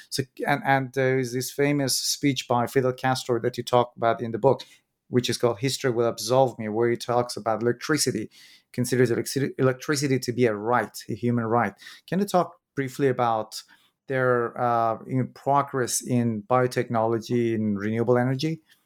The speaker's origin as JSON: {"language": "English", "country": "Iran", "moved": "as an adult", "said": "I'm myself from Iran"}